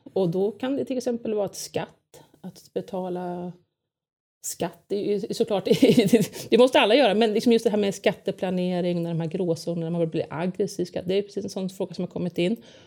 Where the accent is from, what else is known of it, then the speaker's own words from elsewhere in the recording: Lidingö, Stockholm County, Sweden; jag är uppvuxen på Lidingö